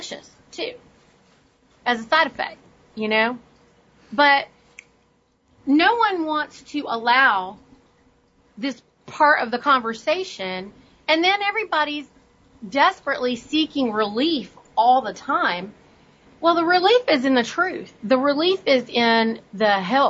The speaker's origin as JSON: {"language": "English", "country": "India", "moved": "yes", "lives_now": "United States", "said": "I'm from India"}